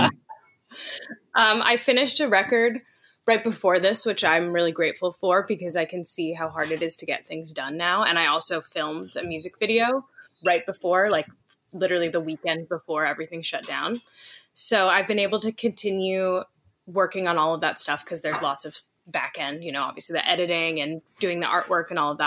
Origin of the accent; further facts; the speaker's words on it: Los Angeles, California, United States; I grew up in Hollywood, like a few blocks away from Laurel Canyon